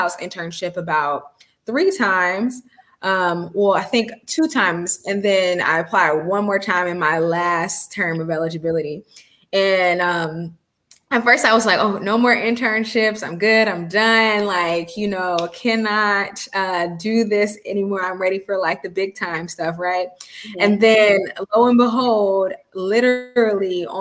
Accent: Columbus, Georgia, United States; moved away as an adult; also born or lived in Atlanta, Georgia; now in Washington, D.C., United States; I grew up in Columbus, Georgia, and I moved to Atlanta for college

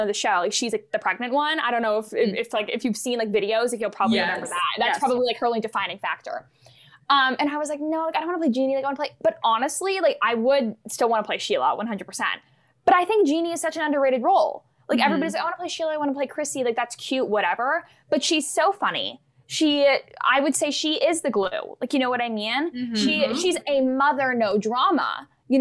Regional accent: Bangor, Maine, United States; I'm from Bangor, Maine.

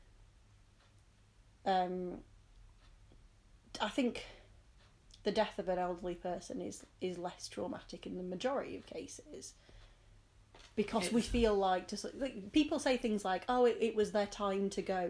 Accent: United Kingdom; we, as British people

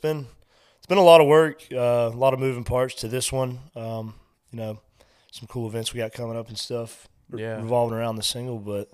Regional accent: Mills River, North Carolina, United States; And I remember being there one time and told somebody I was from Mills River.

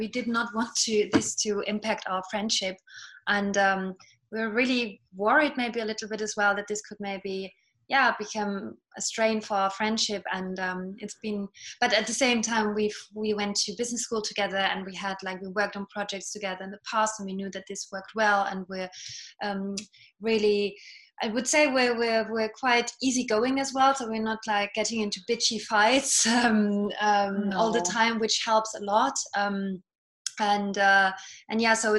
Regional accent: Germany; accent: British; first language Estonian; English is a second language; moved away as an adult; also born or lived in London, United Kingdom; now in Paris, France; So my dad is German. I grew up in Germany, and my mom is actually Estonian. And she brought me up only speaking Estonian to me

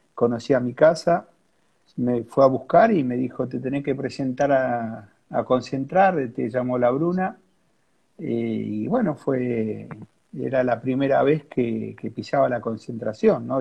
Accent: Quilmes, Buenos Aires Province, Argentina; yo soy de Quilmes, de acá de la zona sur de Gran Buenos Aires

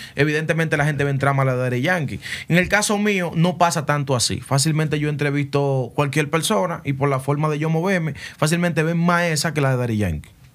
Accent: Santo Domingo, Distrito Nacional, Dominican Republic; also born or lived in Herrera, Santo Domingo Oeste; una gran parte de mi niñez la pasé en Cristo Rey ahí con los tigres, la vaina, los chamaquitos. Me mudé a Herrera y seguí visitando Cristo Rey

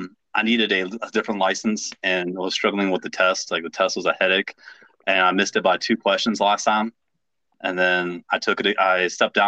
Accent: West Virginia, United States; I'm from West Virginia

